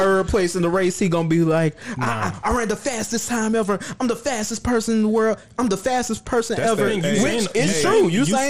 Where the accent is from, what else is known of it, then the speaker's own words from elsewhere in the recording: Toronto, Ontario, Canada; She gonna run the Track Star and I do it and I'm from Toronto.